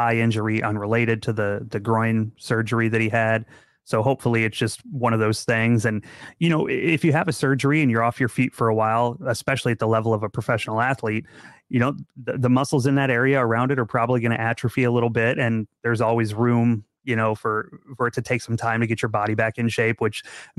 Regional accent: Central Illinois, United States; moved away; The latest official Arsenal America group is actually from my hometown. I've moved away now

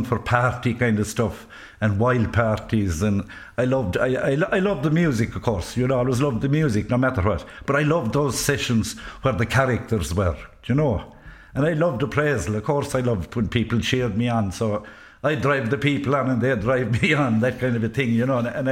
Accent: Ennistymon, County Clare, Ireland; I was brought up in Innis Diamond, outside Innis Diamond, about 2 miles outside it

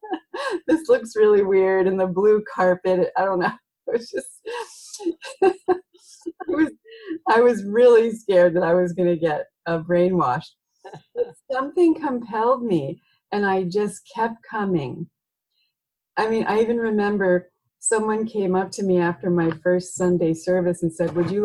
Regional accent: near Philadelphia, Pennsylvania, United States; now in Oregon, United States; I grew up in near Philadelphia.

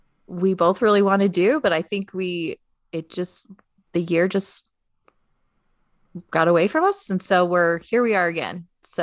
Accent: Utah, United States; I'm from Utah.

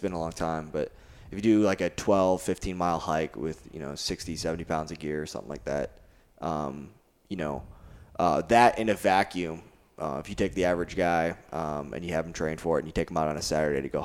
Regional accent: Naperville, Illinois, United States; moved away as an adult; I grew up just outside of Chicago in Naperville, Illinois, in the suburbs

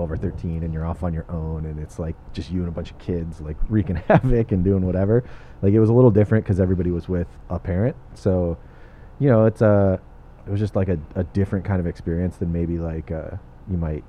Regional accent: Torrance, California, United States; also born or lived in Redondo Beach / Lomita; I'm a South Bay kid. I was born in Torrance. I grew up in Torrance and Redondo Beach

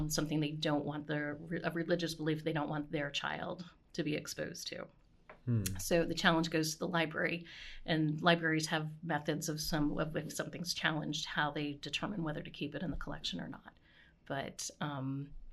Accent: New Jersey, United States; moved away as an adult; now in Baltimore, United States; I grew up in New Jersey, so I'd go into New York

